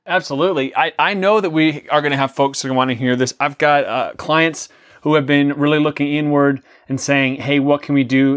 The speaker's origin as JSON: {"language": "English", "town": "New York City", "region": "New York", "country": "United States", "tie": "born or raised there", "said": "I grew up in the New York City, uh, area. I was born in New York City"}